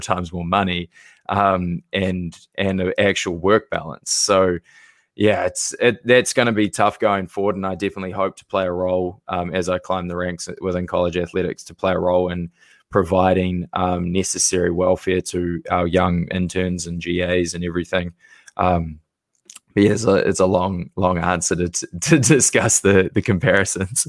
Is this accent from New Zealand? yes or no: yes; New Zealand; moved away as an adult; now in United States; originally born and raised in New Zealand